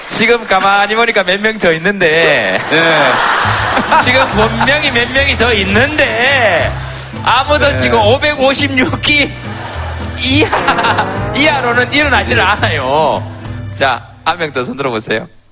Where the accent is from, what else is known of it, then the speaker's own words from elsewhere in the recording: Gyeongsang, South Korea; moved away; also born or lived in Seoul; 경상도 사람으로서는